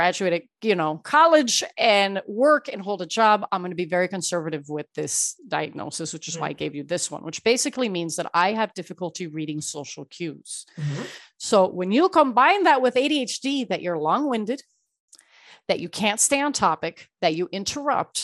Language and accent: English; Miami, Florida, United States; also born or lived in Ecuador; I was born in Ecuador, raised in Miami